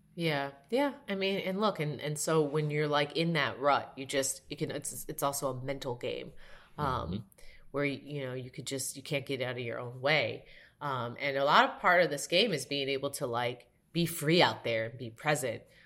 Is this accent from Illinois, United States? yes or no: yes; Evanston, Illinois, United States; I went to Northwestern, and I grew up in Evanston, where Northwestern is